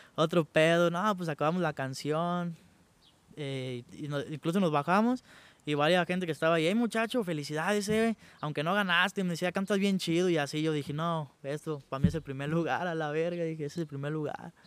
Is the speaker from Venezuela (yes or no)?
no; Santa Clara de Valladares, Michoacán, Mexico; yo vengo de Santa Clara, Santa Clara de Valladares. Es un pueblo que está aquí cerquita de Los Reyes. De ahí, ahí nací, ahí crecí